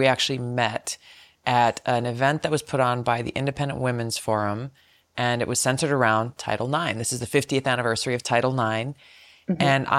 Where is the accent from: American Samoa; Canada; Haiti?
American Samoa; born there; I was born in American Samoa, actually. I'm the fourth of five, and my younger sister was born in Hawaii.